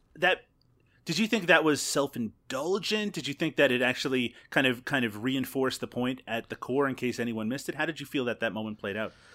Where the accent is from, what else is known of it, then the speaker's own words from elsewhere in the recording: Newfoundland and Labrador, Canada; now in Ontario, Canada; I grew up in Newfoundland